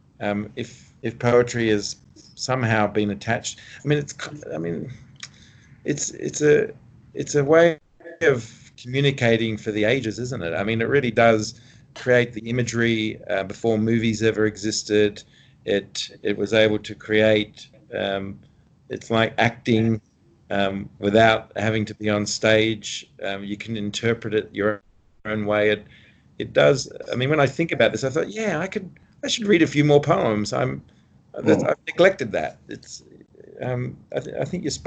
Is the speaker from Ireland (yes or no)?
no; Australia; as an Australian